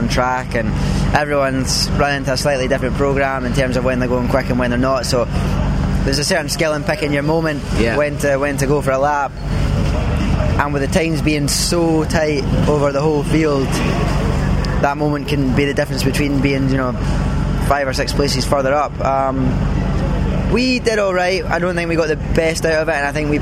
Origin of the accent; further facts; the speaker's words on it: Scotland, United Kingdom; now in Zurich, Switzerland; I'm Scottish